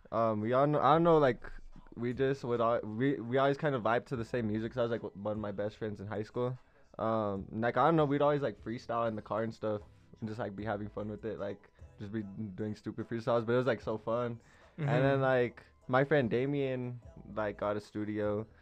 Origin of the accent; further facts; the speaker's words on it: Santa Fe, New Mexico, United States; I'm from Santa Fe.